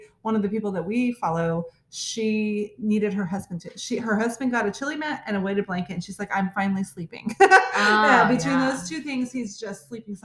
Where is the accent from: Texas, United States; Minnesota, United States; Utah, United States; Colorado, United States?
Texas, United States; I'm from Texas